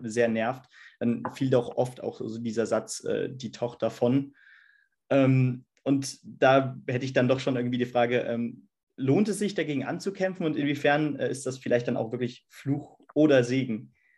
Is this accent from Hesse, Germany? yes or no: yes; Hesse, Germany; als Hesse dann mit selber vielleicht so ein bisschen Akzent